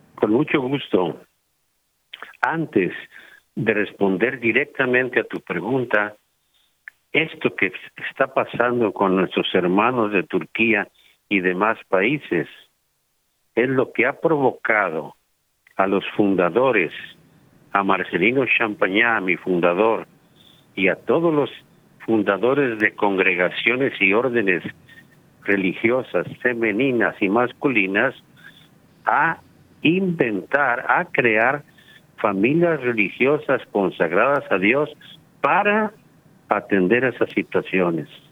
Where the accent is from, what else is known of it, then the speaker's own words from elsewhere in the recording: Guadalajara, Jalisco, Mexico; soy marista desde los cuatro años de edad o sea, desde mi preprimaria marista en Guadalajara, Jalisco, la perla tapatía